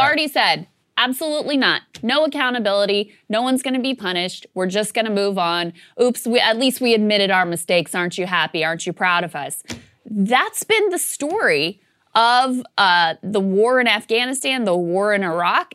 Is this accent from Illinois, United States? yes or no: no; Virginia, United States; it's my home state